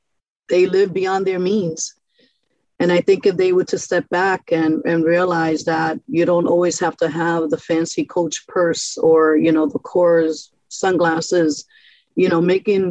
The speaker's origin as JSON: {"language": "English", "town": "New York City", "region": "New York", "country": "United States", "tie": "born or raised there", "also_born_or_lived": "Brightwood, Springfield, Massachusetts", "moved": "yes", "lives_now": "Springfield, United States", "said": "this is how I grew up in New York City, in Brooklyn"}